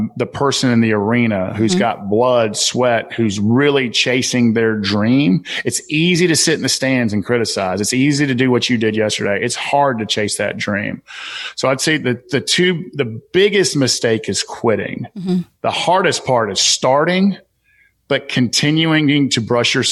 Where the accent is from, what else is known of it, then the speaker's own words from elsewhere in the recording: Southern, United States; accent: Southern; my Southern accent